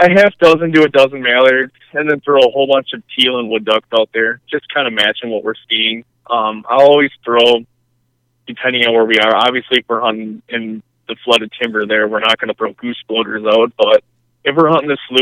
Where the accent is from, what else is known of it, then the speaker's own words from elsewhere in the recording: Horicon, Wisconsin, United States; I grew up in Horicon